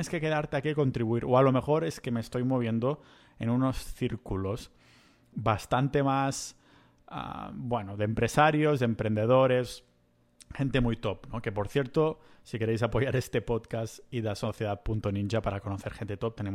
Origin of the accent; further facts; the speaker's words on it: Spain; moved away as an adult; Y es uno de los motivos por los que yo me fui de España. y uno de los motivos por los que no pienso volver